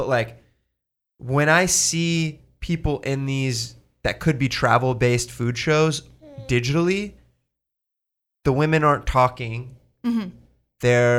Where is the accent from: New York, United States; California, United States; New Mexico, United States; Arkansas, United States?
California, United States; I grew up in Orange County, California.